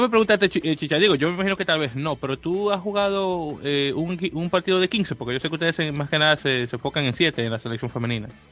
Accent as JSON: {"language": "Spanish", "town": "Santo Domingo", "region": "Distrito Nacional", "country": "Dominican Republic", "said": "En República Dominicana, de donde yo soy, que no sé si no, te lo llega a mencionar, que soy de Santo Domingo de Guzmán"}